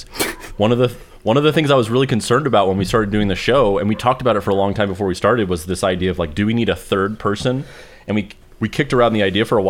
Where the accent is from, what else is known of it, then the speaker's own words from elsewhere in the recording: Roswell, New Mexico, United States; I'm from Roswell, New Mexico.